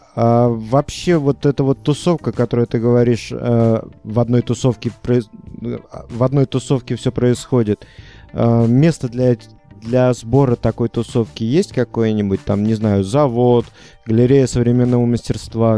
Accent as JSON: {"language": "Russian", "town": "Unecha", "region": "Bryansk Oblast", "country": "Russia", "tie": "born or raised there", "said": "моего родного города Унеча"}